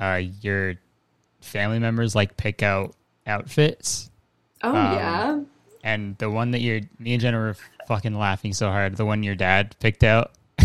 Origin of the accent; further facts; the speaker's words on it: Canada; So we're both Canadian.